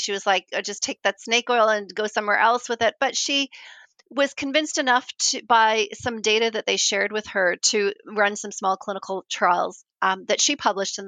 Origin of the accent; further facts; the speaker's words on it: Canada; moved away as an adult; also born or lived in New Zealand; now in Christchurch, New Zealand; Canadian, and I moved to New Zealand